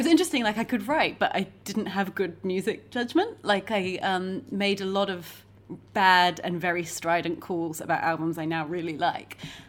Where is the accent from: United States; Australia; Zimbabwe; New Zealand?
New Zealand; accent: mongrel; also born or lived in England; now in London, United Kingdom; as you may be able to tell from my sort of mongrel accent, I was born in England, lived here until I was 9, and then moved to New Zealand with my family.